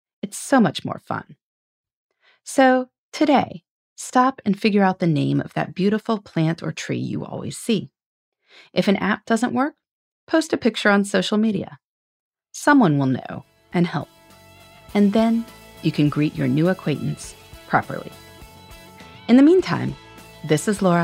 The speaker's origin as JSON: {"language": "English", "region": "Indiana", "country": "United States", "tie": "born or raised there", "said": "my home state of Indiana"}